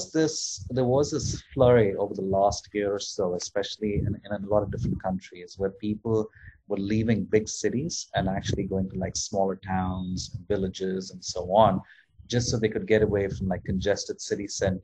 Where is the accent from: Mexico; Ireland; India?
India; moved away; I come from India